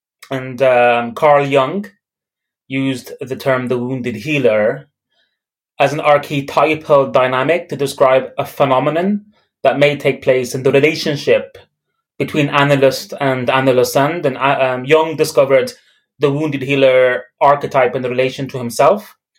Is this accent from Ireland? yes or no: yes; Dublin, Leinster, Ireland; also born or lived in Belfast, United Kingdom; So I was born in Belfast. I was raised in Dublin. And my parents, they migrated from Beirut to Belfast.